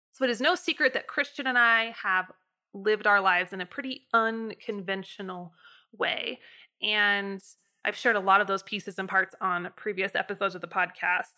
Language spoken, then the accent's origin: English; United States; my experience in the U S as a, as a American citizen